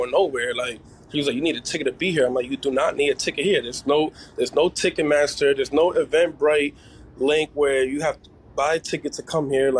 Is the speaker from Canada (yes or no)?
no; New York City, New York, United States; now in New Jersey, United States; I'm originally from Brooklyn and Queens